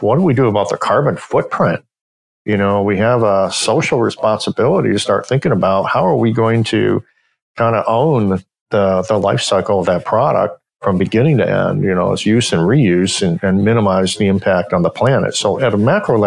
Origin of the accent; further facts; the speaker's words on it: Kalamazoo, Michigan, United States; now in Metro Detroit, United States; I grew up originally in Western Michigan near Kalamazoo